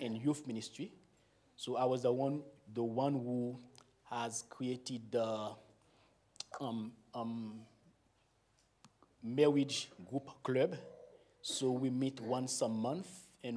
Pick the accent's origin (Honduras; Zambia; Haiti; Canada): Haiti; accent: Caribbean; first language Haitian Creole; English is a second language; I was born in Haiti. I grew up there. I've never been in other countries for long